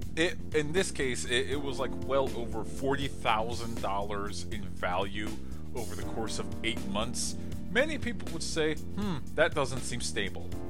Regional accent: United States; as an American

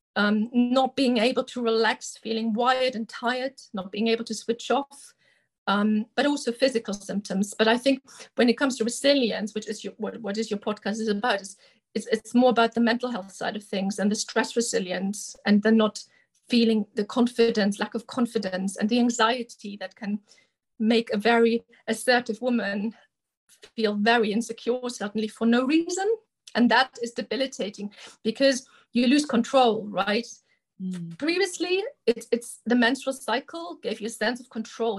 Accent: Germany; moved away as an adult; now in United Kingdom; originally, I'm from Germany, where I did my medical school training, and then I came to the UK as a junior doctor

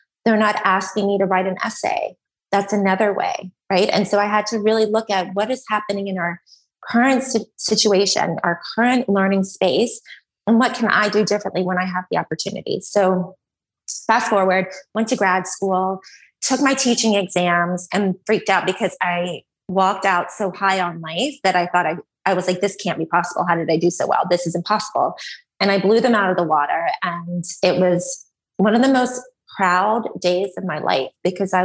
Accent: Columbus, Georgia, United States; I'm from Columbus, Georgia in the deep South

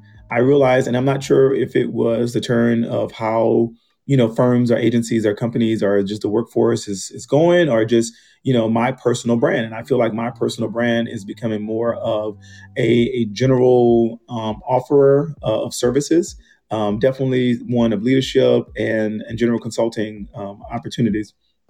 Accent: the South, United States; you know, I'm from the South, you know, Southern Baptist reared. So you'd be like, ooh, I'm a Christian.

